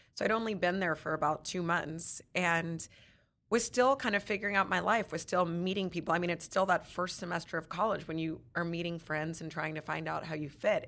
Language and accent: English; Texas, United States; We grew up in Texas